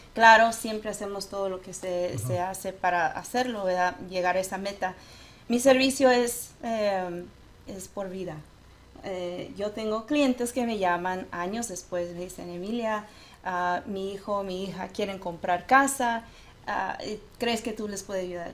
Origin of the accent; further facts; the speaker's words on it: United States; first language Spanish; yo sí soy primera generación de aquí mis padres mi mamá es de Durango ah, mi papá tejano Ah, y si yo crecí hablando eh, puro español, o sea, el español era mi primer idioma.